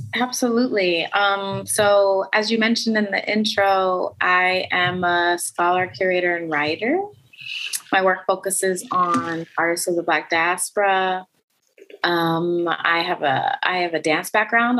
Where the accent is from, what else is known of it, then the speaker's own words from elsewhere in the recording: Oklahoma City, Oklahoma, United States; moved away; I grew up in Oklahoma City